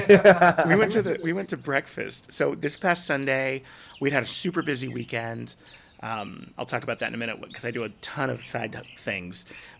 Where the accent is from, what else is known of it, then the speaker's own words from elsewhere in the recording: San Jose, California, United States; moved away as an adult; also born or lived in Azusa, California; now in Tennessee, United States; I grew up in San Jose.